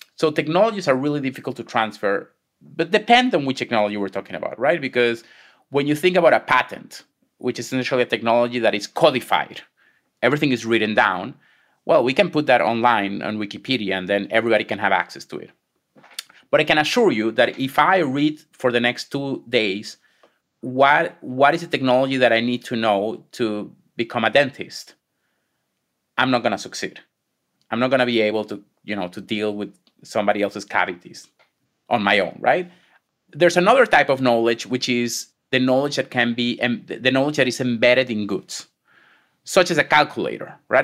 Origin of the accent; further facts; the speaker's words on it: Venezuela; moved away as an adult; also born or lived in Israel; now in United States; I was born and raised in Venezuela.